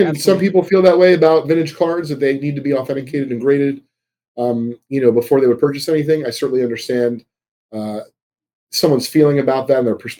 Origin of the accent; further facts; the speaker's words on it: Georgia, United States; I have Cad Coles. I'm from Georgia, whatever the case is.